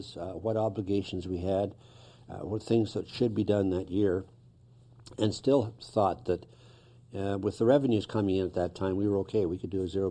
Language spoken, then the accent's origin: English; North Bay, Ontario, Canada; I lived here all my life, I was born in North Bay